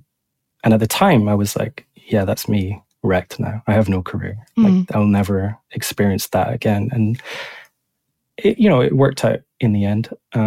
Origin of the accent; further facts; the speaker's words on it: Edinburgh, Scotland, United Kingdom; So, yeah, I'm from Edinburgh originally, actually.